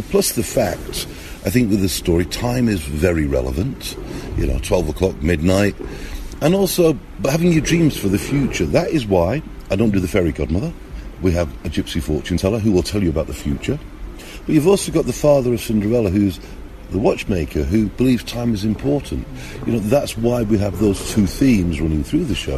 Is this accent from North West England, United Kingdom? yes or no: yes; Manchester, North West England, United Kingdom; now in Russia; I'm born in the UK, you can hear by my accent, you know, I'm from Manchester, but I live over in Russia now